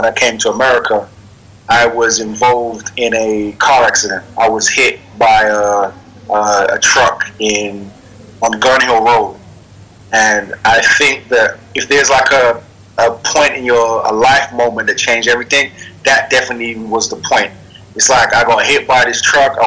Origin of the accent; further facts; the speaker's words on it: Sierra Leone; also born or lived in London; now in New York, United States; I was born in Sierra Leone